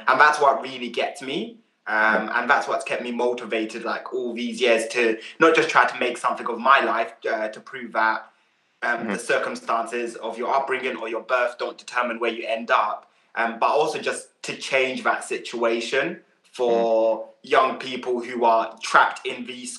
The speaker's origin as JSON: {"language": "English", "country": "Uganda", "lives_now": "United Kingdom", "said": "the support network that we didn't have when we came over here from Uganda."}